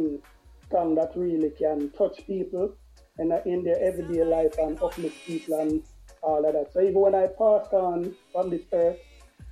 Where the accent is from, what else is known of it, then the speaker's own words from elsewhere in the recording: Saint Catherine, Jamaica; I'm not from St. Mary. I'm from St. Catherine.